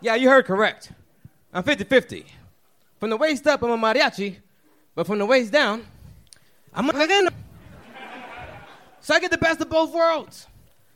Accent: Dallas, Texas, United States; I'm from Dallas, Oak Cliff

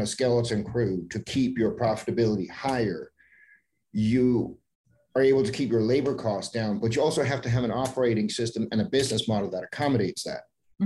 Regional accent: Denmark; moved away; I'm born and raised in Denmark, but when I visit family, I bring my laptop with me and I can sit at home in Denmark

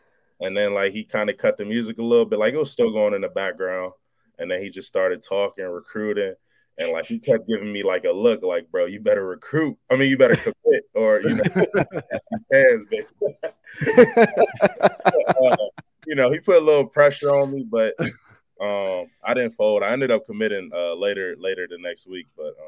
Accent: Maryland, United States; also born or lived in Florida / Virginia; when I moved from Florida to Maryland.

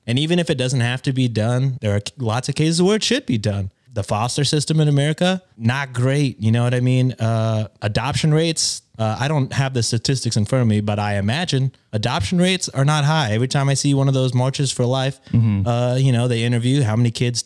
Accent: Texas, United States; I like being Texan

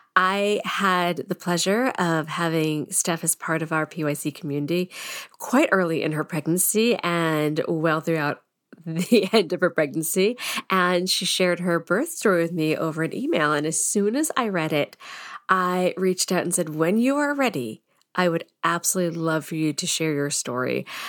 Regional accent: Andover, Massachusetts, United States; also born or lived in Boston, Massachusetts; I grew up in Andover

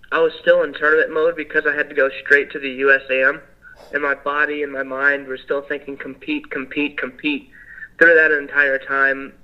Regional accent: Evansville, Indiana, United States; I'm from Evansville, Indiana. Um, it's right there on the border of Kentucky

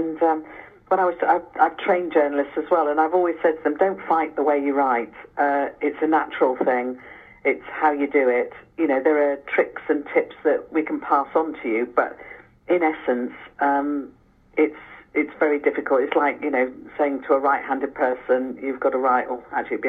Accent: England, United Kingdom; I'm English

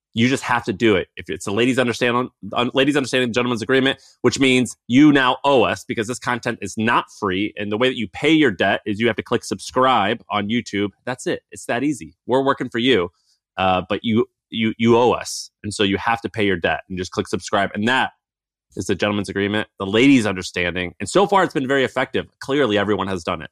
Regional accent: Missouri, United States; as a kid growing up in Missouri

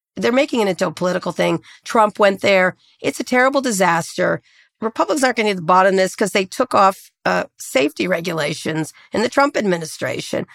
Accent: Princeton, New Jersey, United States; moved away; where I grew up in Princeton

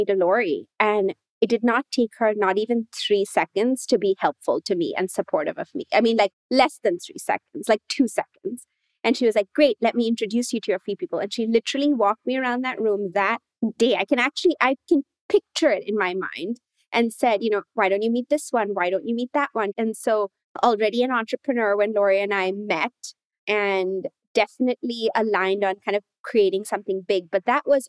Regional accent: Mumbai, Maharashtra, India; moved away; I was born in Mumbai in India

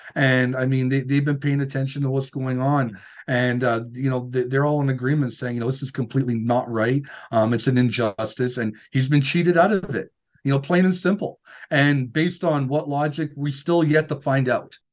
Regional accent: Northern Alberta, Canada; we're from Northern Alberta

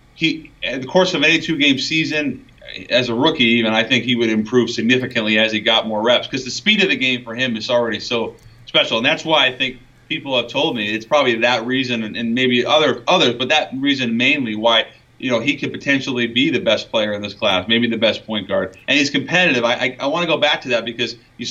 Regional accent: Seattle, Washington, United States; I'm from Seattle

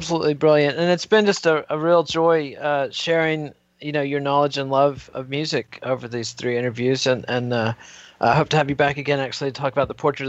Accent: United States; as an American

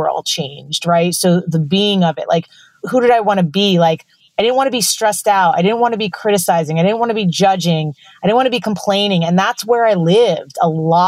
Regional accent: New York, United States; I'm from New York

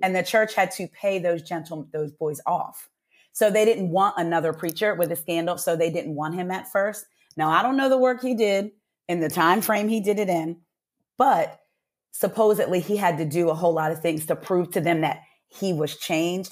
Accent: New Jersey, United States; now in Atlanta, United States; when we would go home to New Jersey, 'cause I'm from Jersey

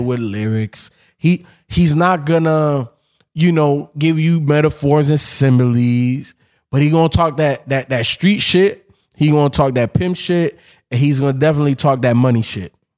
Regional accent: Miami, Florida, United States; also born or lived in Chicago; I grew up in Miami

